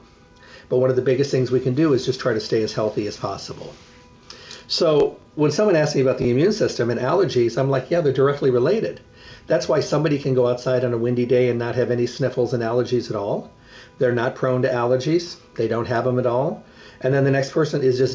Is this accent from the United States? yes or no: yes; Midwest, United States; moved away; I grew up in the Midwest.